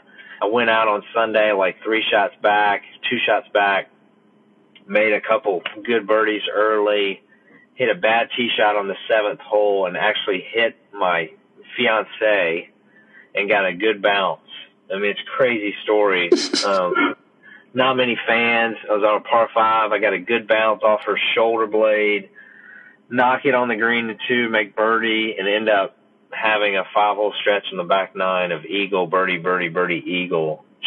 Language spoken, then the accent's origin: English; Columbia, South Carolina, United States; as a Southern boy, I grew up in Columbia, South Carolina.